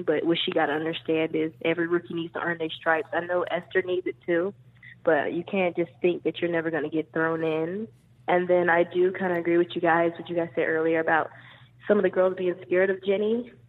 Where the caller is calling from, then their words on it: North Carolina, United States; I'm calling from North Carolina.